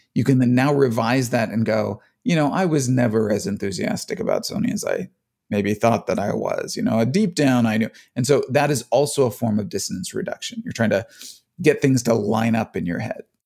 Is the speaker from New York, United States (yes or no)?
no; Cleveland, Ohio, United States; moved away; also born or lived in Phoenix, Arizona; I grew up in Cleveland and then moved away